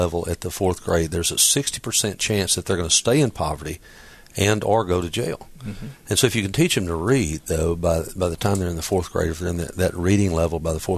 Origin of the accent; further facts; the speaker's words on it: Dyersburg, Tennessee, United States; now in Memphis, United States; I grew up in Dyersburg, so this is home to me